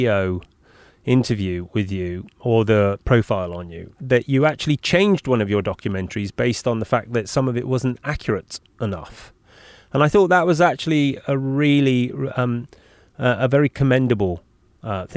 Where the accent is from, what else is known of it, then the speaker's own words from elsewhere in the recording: Bristol, South West England, United Kingdom; That's my hometown. I grew up in Bristol.